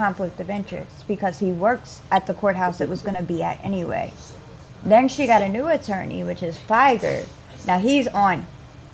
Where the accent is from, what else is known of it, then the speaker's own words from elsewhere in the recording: Baltimore, Maryland, United States; I'm from DMV, Baltimore